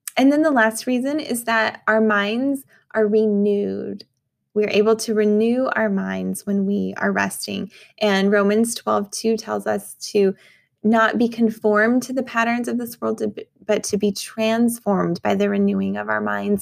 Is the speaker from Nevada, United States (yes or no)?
no; New Mexico, United States; moved away; I grew up in New Mexico